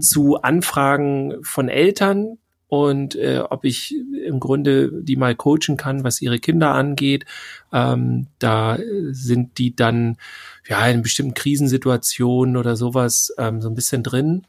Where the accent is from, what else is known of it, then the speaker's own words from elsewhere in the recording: Northern Germany, Germany; Wir kommen ja aus dem hohen Norden